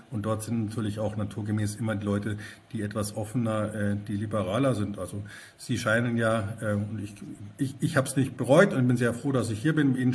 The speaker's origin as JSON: {"language": "German", "town": "Munich", "region": "Bavaria", "country": "Germany", "said": "ich bin jetzt auch aus München zugereist"}